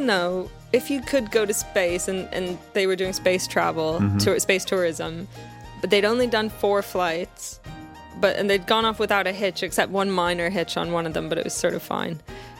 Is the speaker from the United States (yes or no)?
no; Canada; I'm Canadian.